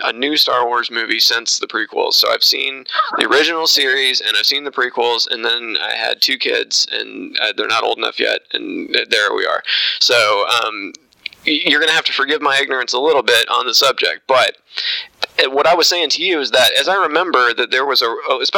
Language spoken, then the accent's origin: English; Indiana, United States; I'm from Indiana